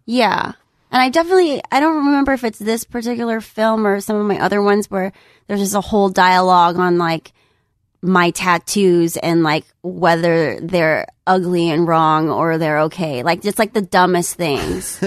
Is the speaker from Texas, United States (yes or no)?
no; San Jose, California, United States; I'm originally from the Bay Area. I'm from San Jose